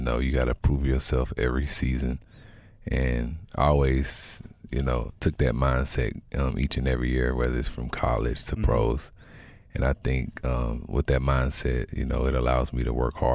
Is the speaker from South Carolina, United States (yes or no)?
yes; South Carolina, United States; I'm from South Carolina